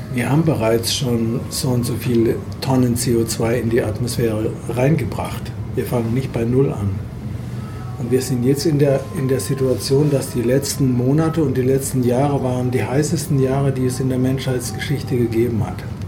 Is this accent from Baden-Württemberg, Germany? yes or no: yes; Freiburg, Baden-Württemberg, Germany; aus Freiburg, meiner Heimat